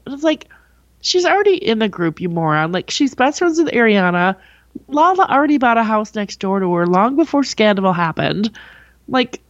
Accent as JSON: {"language": "English", "region": "Minnesota", "country": "United States", "moved": "yes", "lives_now": "Southern California, United States", "said": "I'm from Minnesota. I knew this at when I moved out here"}